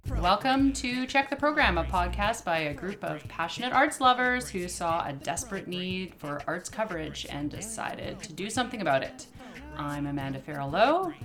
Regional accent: Yukon, Canada; now in Victoria, Canada; I was born and raised in the Yukon

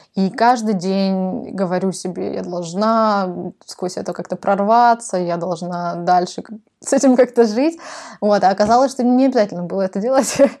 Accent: Novosibirsk, Novosibirsk Oblast, Russia; moved away as an adult; also born or lived in Kazakhstan / Moscow / Sydney / Melbourne; я родилась в Казахстане, а, выросла в Новосибирске, там я закончила школу

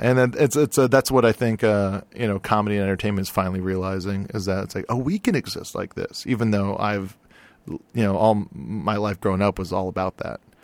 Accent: Hawaii, United States; now in Los Angeles, United States; I'm from Hawaii

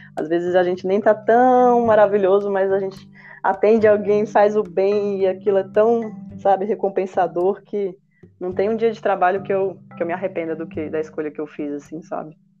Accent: Brasília, Federal District, Brazil; eu sou de Brasília, né? Eu moro aqui

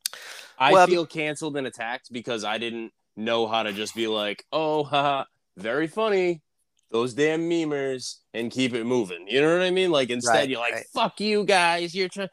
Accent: New England, United States; I grew up in New England

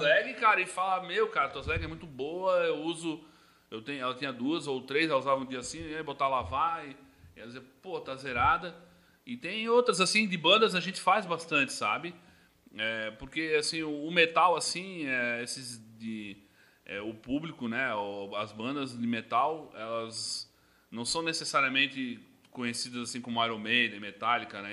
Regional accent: Blumenau, Santa Catarina, Brazil; Eu sou natural de Blumenau, aqui da, da nossa cidade mesmo

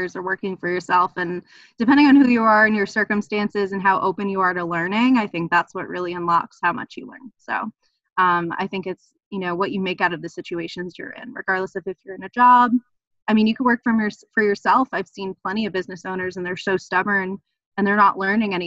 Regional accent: New York City, New York, United States; moved away as an adult; also born or lived in New Haven; I'm from New York City

